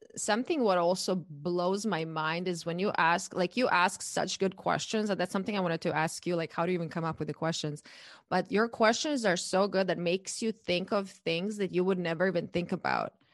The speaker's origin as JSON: {"language": "English", "country": "Croatia", "tie": "born or raised there", "moved": "as an adult", "lives_now": "United States", "said": "I'm born and raised in Croatia, and I moved to the U S eight years ago"}